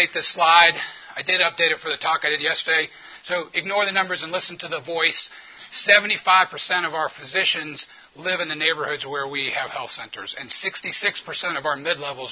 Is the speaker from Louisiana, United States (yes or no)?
yes; New Orleans, Louisiana, United States; now in Memphis, United States; I'm from New Orleans